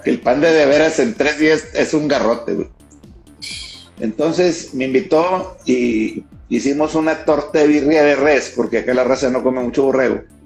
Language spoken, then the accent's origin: Spanish; Monterrey, Nuevo León, Mexico; Acá en los regios